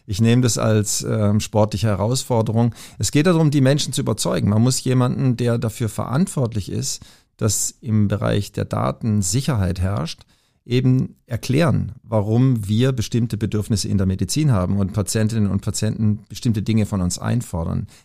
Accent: Southern Germany, Germany; höre ich da einen kleinen Akzent? Ja, ja, genau, ich komme aus Süddeutschland, alles gut.

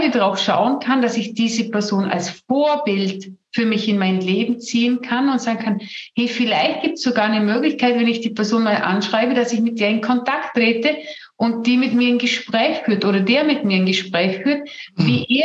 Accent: Vorarlberg, Austria; ich komme aus Vorarlberg, wir, wir sagen zu Hause immer, Neid und Missgunst sind die Ureinwohner Vorarlbergs.

